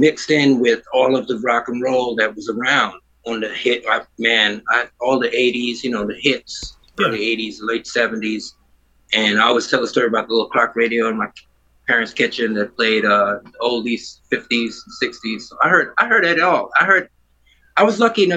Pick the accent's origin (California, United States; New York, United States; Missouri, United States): New York, United States; New York City; born or raised there; also born or lived in Trinidad